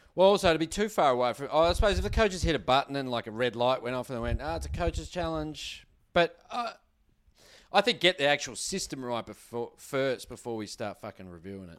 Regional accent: Australia; We're Australian

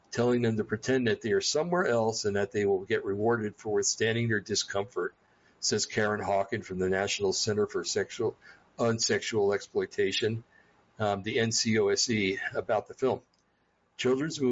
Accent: New Jersey, United States; I'm from New Jersey

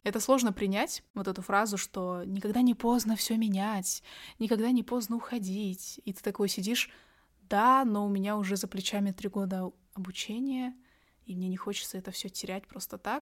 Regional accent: Astana, Kazakhstan; я сама девочка из столицы Казахстана, я из Астаны

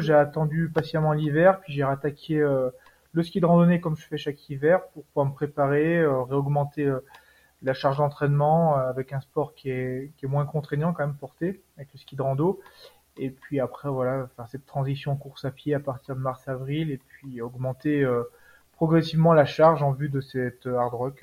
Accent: Savoie, Auvergne-Rhône-Alpes, France; now in Haute-Savoie, France; Je suis originaire de Savoie, juste un petit peu à côté

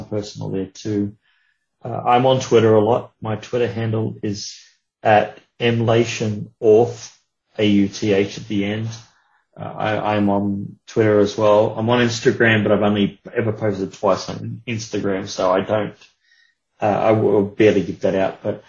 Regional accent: Australia; being of Australian origin

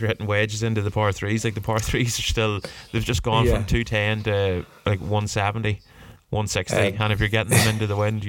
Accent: Warrenpoint, Northern Ireland, United Kingdom; growing up around Warren Point.

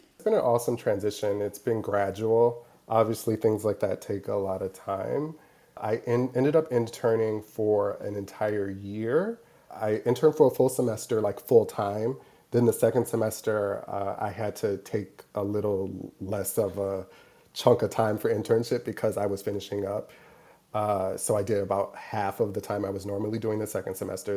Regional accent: Milwaukee, Wisconsin, United States; moved away as an adult; also born or lived in Madison, Wisconsin; now in New York, United States; originally I'm from Milwaukee, Wisconsin, born and raised.

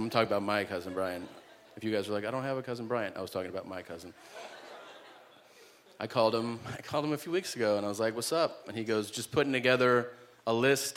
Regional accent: United States; being an American in Canada

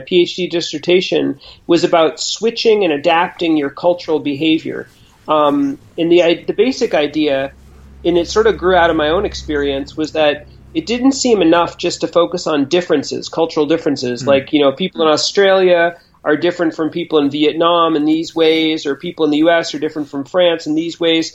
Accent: Boston, Massachusetts, United States; I grew up in Boston, and you know I'm old enough so that when I grew up there was no internet

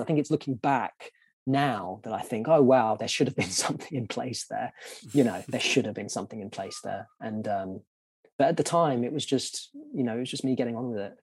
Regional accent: London, United Kingdom; growing up in Southeast London

